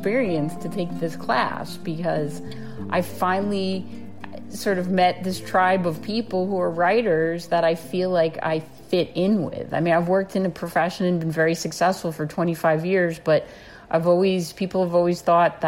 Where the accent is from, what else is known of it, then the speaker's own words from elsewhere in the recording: Orange County, New York, United States; I grew up in New York State, about an hour north of New York City in Orange County, New York.